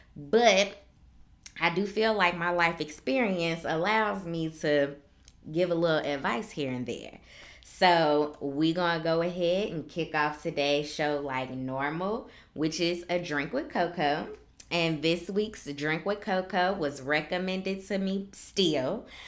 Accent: Chicago, Illinois, United States; accent: southern drawl; moved away as an adult; I am originally from Chicago, born and raised, never lived anywhere else before I came to the military

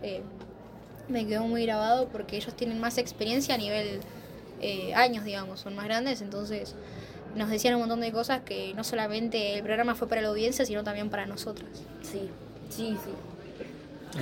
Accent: Campana, Buenos Aires Province, Argentina; de Campana

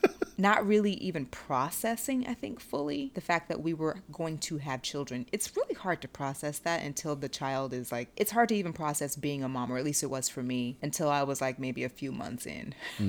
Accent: the South, United States; I'm from the South.

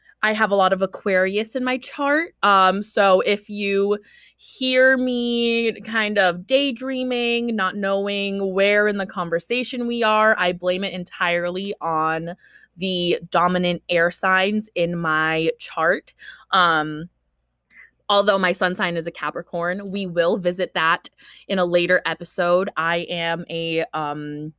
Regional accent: Bay Area, California, United States; English is a second language; also born or lived in Philippines; I am from California, grew up here in the Bay Area. I immigrated here when I was 4 from the Philippines

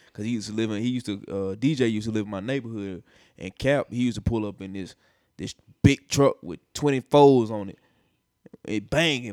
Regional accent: Nashville, Tennessee, United States; moved away as an adult; also born or lived in Los Angeles; I'm from Nashville

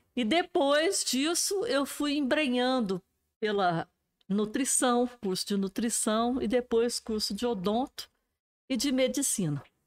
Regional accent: Alfenas, Minas Gerais, Brazil; also born or lived in Boa Esperança; nasci em Boa Esperança, vim para Alfenas com cinco anos de idade

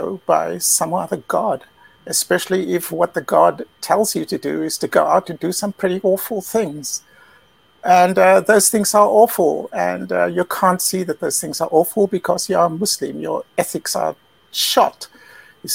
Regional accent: South Africa; moved away as an adult; also born or lived in Britain / China; now in Central Europe; But I was born in South Africa, which is where I grew up, and moved to Britain as an adult.

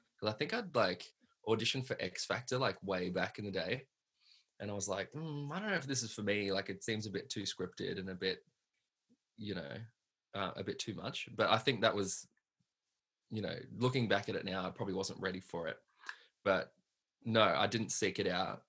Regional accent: Hoppers Crossing, Victoria, Australia; I grew up in Hoppers Crossing, which is like um, west west Melbourne kind of thing

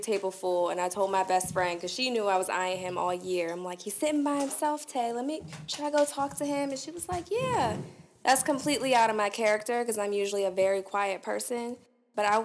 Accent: Orange County, Virginia, United States; I'm from Orange County, Virginia

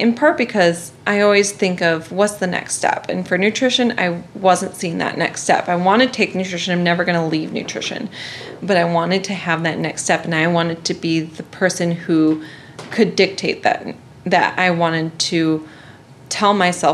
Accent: Iowa, United States; moved away as an adult; also born or lived in South Carolina / Chicago; even though I'm from Iowa.

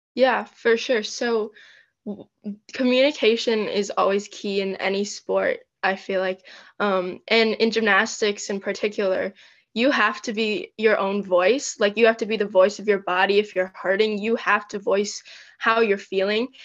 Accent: Michigan, United States; I am from Michigan in the US

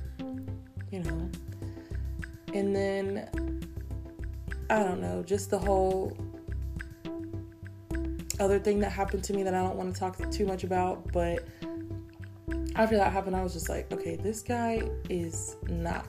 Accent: United States; I'm not gonna apologize for being born here.

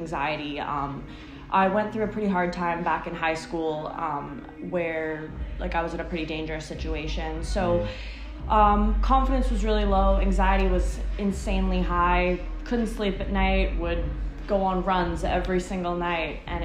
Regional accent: Burnaby, British Columbia, Canada; I have born and raised in Burnaby.

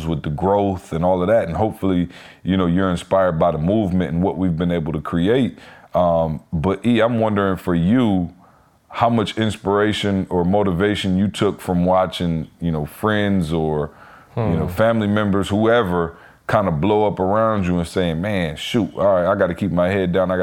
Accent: Lansing, Michigan, United States; I'm from Lansing

